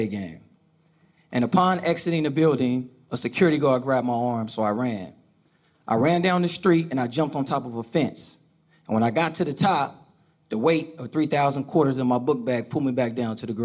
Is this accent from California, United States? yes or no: yes; Oakland, California, United States; I grew up in Oakland, California, with my mother